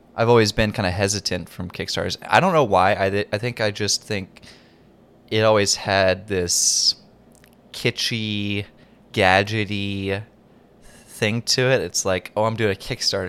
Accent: North Carolina, United States; I grew up in North Carolina, and we don't have wildfires.

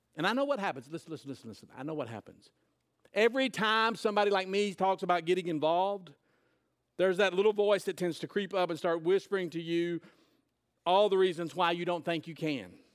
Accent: United States; as an American

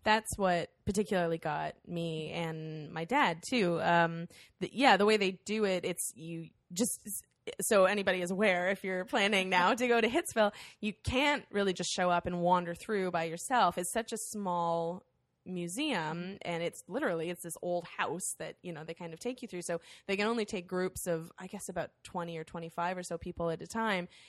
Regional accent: Windsor, Ontario, Canada; we are from Windsor, Ontario

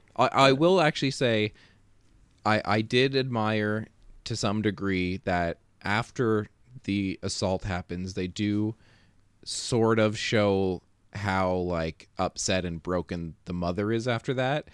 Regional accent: Canada; as a Canadian

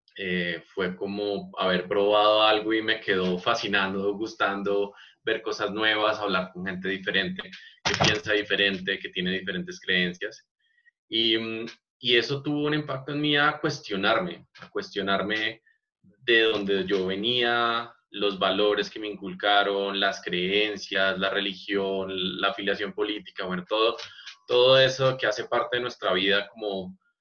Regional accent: Bogotá, Colombia; siendo un, un bogotano

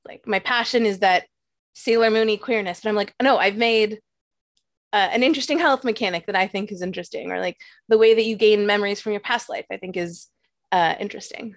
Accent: Canada; also born or lived in New York; as a Canadian

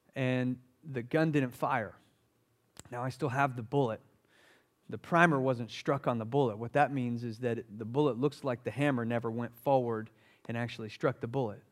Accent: Summerville, South Carolina, United States; I grew up in Somerville, South Carolina, which is just outside of Charleston. I'm a Charleston boy.

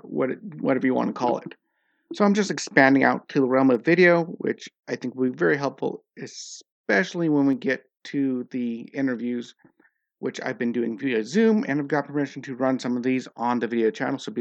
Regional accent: United States; now in Norway; I'm an American

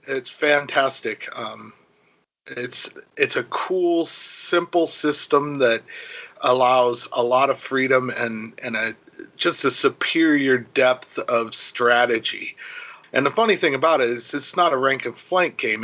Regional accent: Ventura, California, United States; I grew up in Ventura in California

